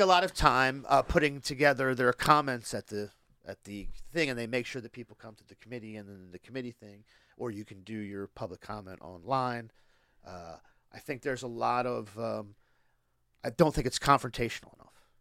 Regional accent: Boxwood, Delaware, United States; where I grew up in Boxwood

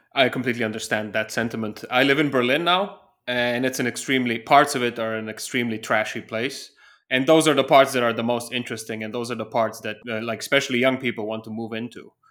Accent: Slovenia; now in Germany; my home country of Slovenia

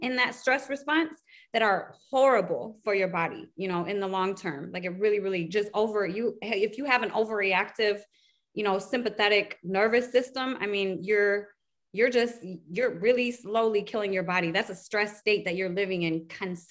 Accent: Detroit, Michigan, United States; I'm from Detroit

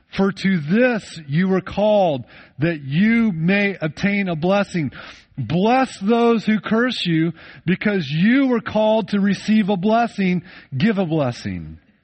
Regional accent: United States; I grew up in the United States of America

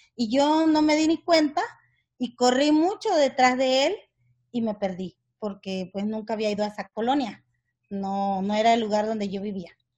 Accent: Nicaragua; moved away; yo soy de origen nicaragüense

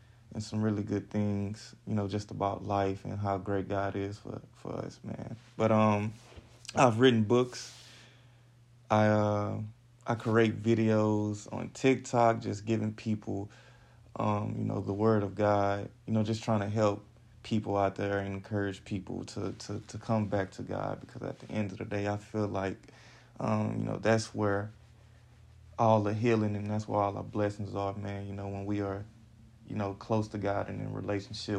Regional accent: Houston, Texas, United States; So I'm from Houston, Texas, you know, born and raised in the H-Town

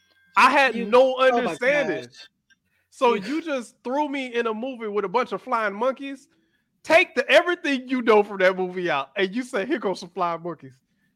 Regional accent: Miami, Florida, United States; also born or lived in Atlanta; I was born in Atlanta, raised in Miami. That's where I'm from.

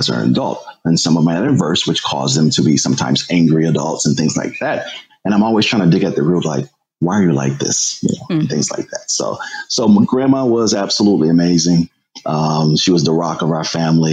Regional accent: Springfield, Massachusetts, United States; I was a shy kid growing up in Springfield, Massachusetts.

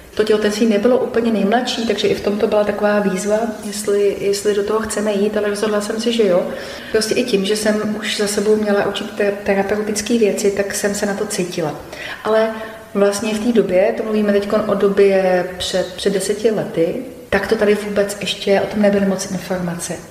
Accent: Liberec Region, Czechia; u nás v Libereckém kraji

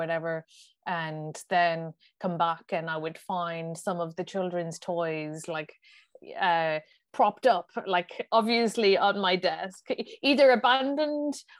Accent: Kilkenny, Leinster, Ireland; now in Dublin, Ireland; I live in Dublin now, but I grew up down in Kilkenny

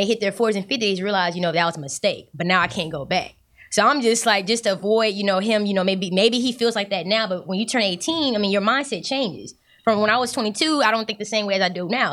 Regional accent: Galveston, Texas, United States; I'm from Galveston

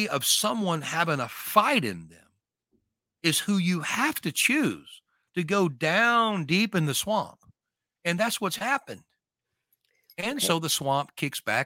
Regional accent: northern Louisiana, United States; I'm from Louisiana

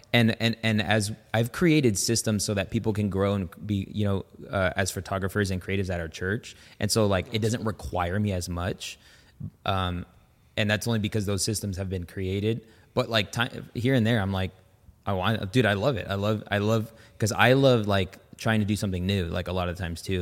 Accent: Las Vegas, Nevada, United States; also born or lived in San Francisco Bay Area, California; Vegas is, like, it's been home for a really long time

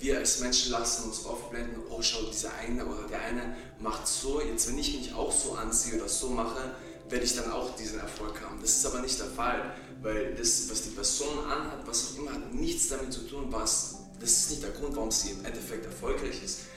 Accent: Klagenfurt, Carinthia, Austria; moved away as an adult; also born or lived in Croatia / Bosnia; now in Vienna, Austria; Ich bin ursprünglich aus Kroatien, Bosnien. Ich bin in Klagenfurt aufgewachsen, geboren. Ich bin dann nach Wien gezogen

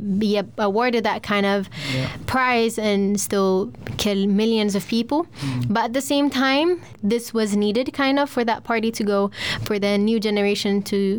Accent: Stockholm, Stockholm County, Sweden; also born or lived in Växjö; I'm from Stockholm

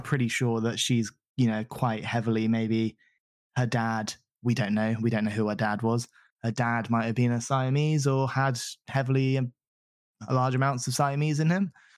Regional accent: Southampton, South East England, United Kingdom; moved away as an adult; also born or lived in Salisbury / New Forest / Arizona, United States; now in London, United Kingdom; I grew up in the Southampton, Salisbury area down south

